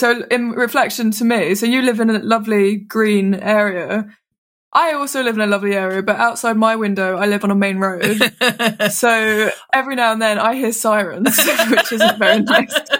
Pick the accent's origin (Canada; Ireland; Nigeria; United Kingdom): United Kingdom; London; moved away; we grew up in London, and I don't know if it's because now I don't live in London